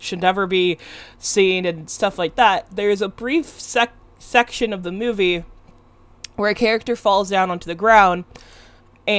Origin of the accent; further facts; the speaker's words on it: West Coast, United States; I'm from the West Coast